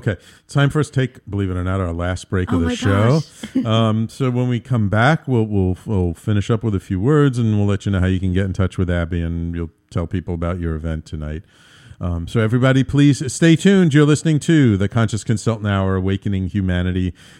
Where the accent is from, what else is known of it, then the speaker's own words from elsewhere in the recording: Bronx, New York, United States; You know, I grew up in the Bronx, and it was a very Irish, Italian, Jewish neighborhood.